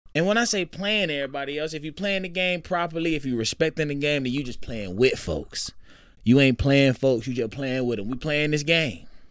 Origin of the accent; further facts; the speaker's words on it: Jonesboro, Georgia, United States; also born or lived in Atlanta, Georgia; I grew up in Clayton County. Which was true. I was born in Atlanta